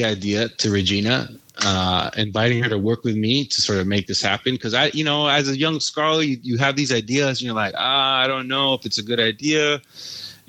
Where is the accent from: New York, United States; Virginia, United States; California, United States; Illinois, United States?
California, United States; San Diego; from San Diego